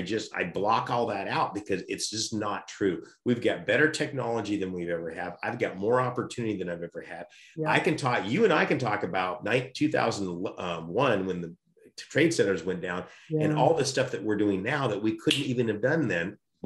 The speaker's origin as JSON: {"language": "English", "country": "United States", "said": "I'm expected as an American to pass that on to my kids."}